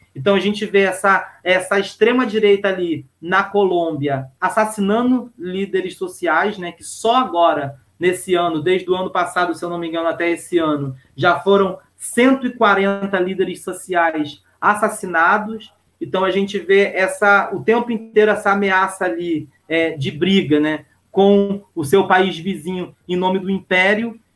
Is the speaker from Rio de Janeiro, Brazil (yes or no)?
yes; Baixada Fluminense, Rio de Janeiro, Brazil; Eu sou da Baixada Fluminense